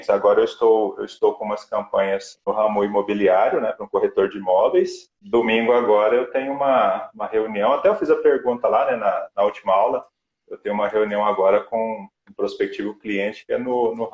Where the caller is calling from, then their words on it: Uberlândia, Minas Gerais, Brazil; Eu estou